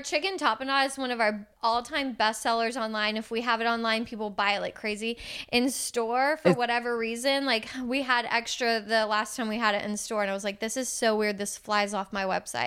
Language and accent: English; Houston, Texas, United States; I'm from Houston. I like I love this city